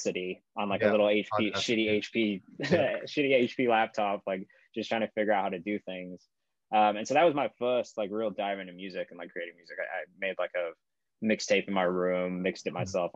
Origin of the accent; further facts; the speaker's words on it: England, United Kingdom; I grew up in England